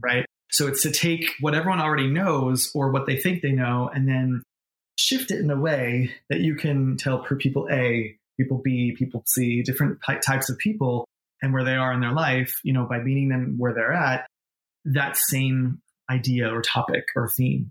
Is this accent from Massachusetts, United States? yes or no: no; New York, United States; born or raised there; moved away as an adult; also born or lived in Boston / Los Angeles